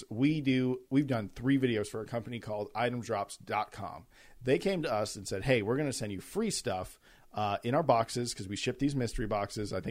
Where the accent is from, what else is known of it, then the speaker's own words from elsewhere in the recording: United States; I'm an American.